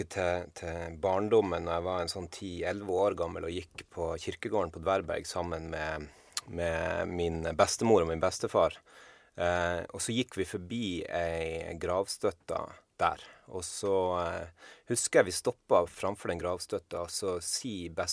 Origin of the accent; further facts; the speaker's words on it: Andøya, Nordland, Norway; also born or lived in Harstad / Trondheim; now in Bergen, Norway; jeg er jo ifra Andøya, eh, men har flytta til Bergen og bodd der siden 99.